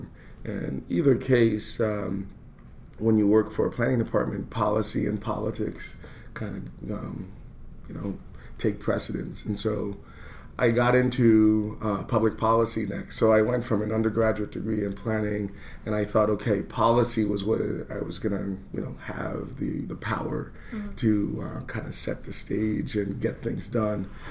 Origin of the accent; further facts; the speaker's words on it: New York, United States; also born or lived in Philadelphia; now in Baltimore, United States; I grew up in New York